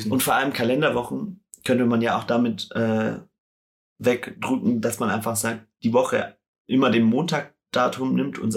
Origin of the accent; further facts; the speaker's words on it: Stuttgart, Baden-Württemberg, Germany; Ja, München Radwege ist auch so eine Sache. Ich komme ja aus Stuttgart